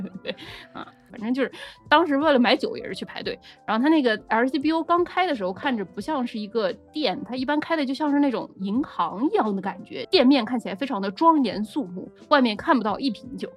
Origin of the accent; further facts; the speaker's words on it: Nanjing, Jiangsu, China; 我们南京人嘛